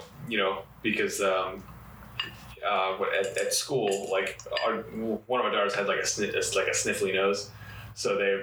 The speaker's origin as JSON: {"language": "English", "town": "Apopka", "region": "Florida", "country": "United States", "tie": "born or raised there", "also_born_or_lived": "Chicago, Illinois", "said": "I grew up in Apopka."}